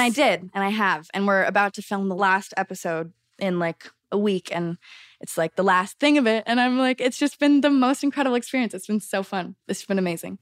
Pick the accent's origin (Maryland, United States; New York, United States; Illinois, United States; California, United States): California, United States; Los Angeles; growing up in Los Angeles, in the center of it all